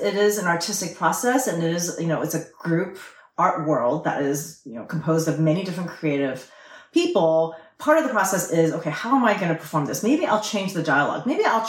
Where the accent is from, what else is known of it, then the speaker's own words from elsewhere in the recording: Southern California, United States; I was about 5 when I immigrated, and I think I imagined the United States to be white. Because that was all that's exported to the rest of the world is white America. And so when I came to Southern California as a young immigrant, it was not white.